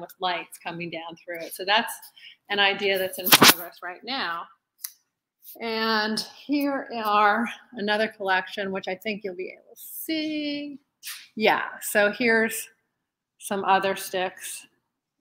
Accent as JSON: {"language": "English", "region": "Northeast", "country": "United States", "moved": "as an adult", "lives_now": "Texas, United States", "said": "Being in Texas was tough for me because I'm from the Northeast"}